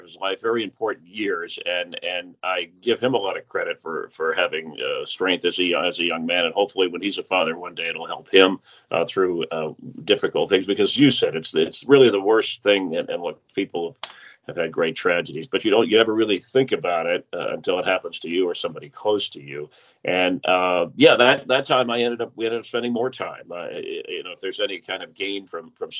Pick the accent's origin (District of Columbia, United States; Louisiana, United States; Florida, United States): Florida, United States; South; moved away; also born or lived in Los Angeles; I grew up in South Florida, and then we lived in Los Angeles